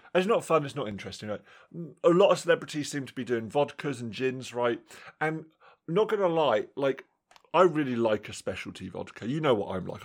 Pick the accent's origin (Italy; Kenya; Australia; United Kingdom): United Kingdom; England; in my hometown, obviously, we've got our, our sort of standard superstore.